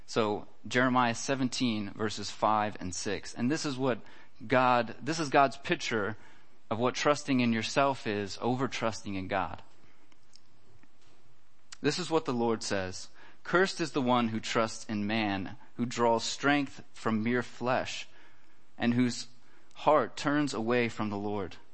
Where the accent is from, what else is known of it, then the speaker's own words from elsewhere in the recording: United States; now in Germany; I think this is kind of funny just because I come from America and it's a lot different there. But uh, here in Germany, it's very important to have insurance for everything.